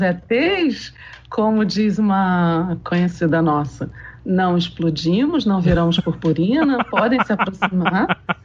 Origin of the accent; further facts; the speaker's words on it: Rio de Janeiro, Brazil; eu sou carioca, né? Sou a única carioca desse grupo